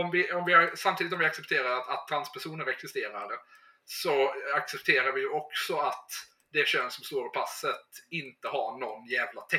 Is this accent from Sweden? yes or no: yes; Sweden; Nu ska väl i och för sig jag som svensk inte kasta sten när det gäller det.